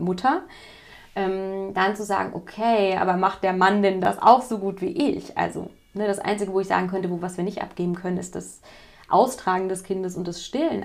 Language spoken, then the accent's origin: German; West Germany, Germany; ich komme jetzt aus Westdeutschland